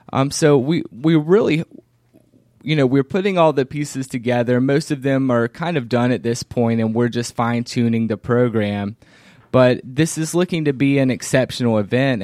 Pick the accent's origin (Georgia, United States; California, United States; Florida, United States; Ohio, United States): Georgia, United States; Covington; my hometown of Covington, Georgia